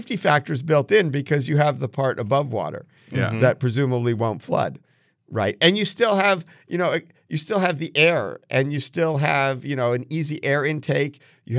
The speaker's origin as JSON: {"language": "English", "region": "New Jersey", "country": "United States", "tie": "born or raised there", "said": "I grew up in New Jersey, right?"}